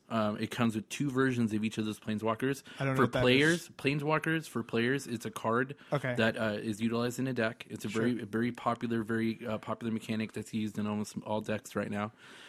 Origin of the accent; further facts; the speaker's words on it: United States; accent: American; Well, it's probably my horrible American accent.